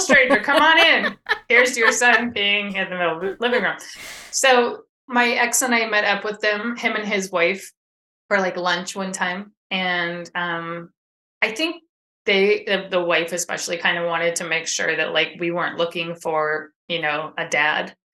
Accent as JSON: {"language": "English", "town": "Sacramento", "region": "California", "country": "United States", "said": "I am from Sacramento, California area"}